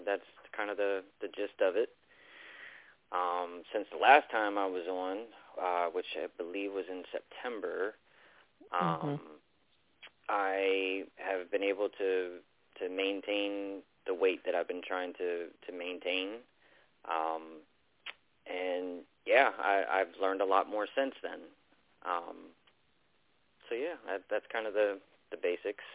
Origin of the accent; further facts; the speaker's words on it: Baltimore, Maryland, United States; now in North Carolina, United States; I'm originally from Baltimore